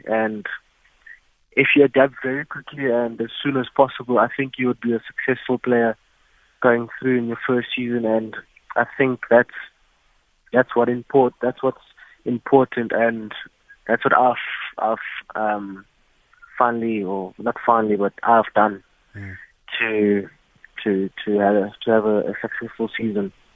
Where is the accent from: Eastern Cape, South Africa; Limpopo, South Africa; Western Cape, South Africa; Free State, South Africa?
Eastern Cape, South Africa; King William's Town; also born or lived in East London; I'm from East London, um, but I grew up in King Williamstown, Pilton